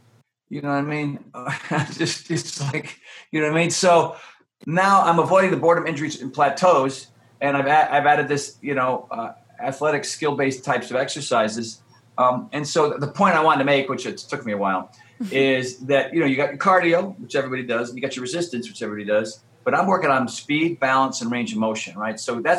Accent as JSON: {"language": "English", "region": "Connecticut", "country": "United States", "tie": "born or raised there", "said": "when I was a wee lad growing up in Connecticut or on the East Coast, you know, I was a bit of a scaredy cat."}